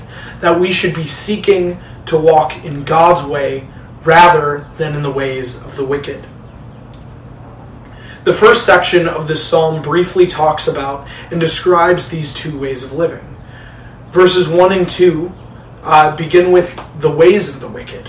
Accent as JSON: {"language": "English", "town": "Detroit", "region": "Michigan", "country": "United States", "tie": "born or raised there", "also_born_or_lived": "Chicago", "moved": "as an adult", "said": "I moved back home to Detroit from Chicago after graduating from Moody just a couple of weeks ago."}